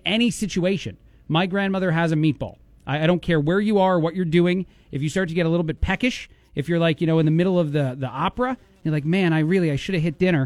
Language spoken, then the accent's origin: English; New York area, United States; accent: New York; now in Bloomington, United States; I'm from that area